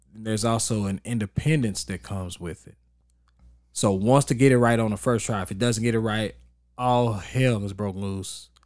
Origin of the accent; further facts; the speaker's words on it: Texas, United States; moved away; I grew up in Texas